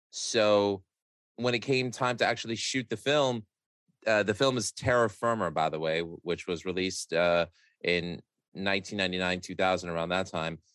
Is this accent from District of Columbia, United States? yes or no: no; New York City, New York, United States; I grew up in Astoria, Queens